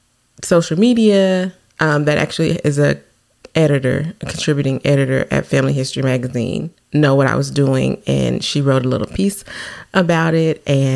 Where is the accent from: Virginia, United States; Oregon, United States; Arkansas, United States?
Arkansas, United States; Newport; born or raised there